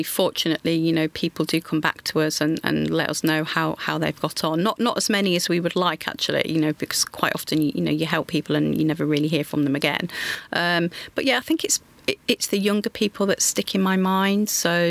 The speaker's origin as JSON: {"language": "English", "town": "Grimsby", "region": "Yorkshire and the Humber", "country": "United Kingdom", "tie": "born or raised there", "said": "So I grew up in Grimsby in Lincolnshire."}